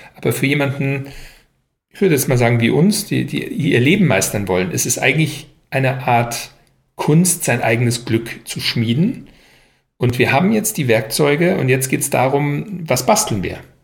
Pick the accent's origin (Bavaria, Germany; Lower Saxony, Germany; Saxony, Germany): Bavaria, Germany; Upper; moved away as an adult; also born or lived in United States / France; now in Berlin, Germany; nach Oberbayern, wo ich aufgewachsen bin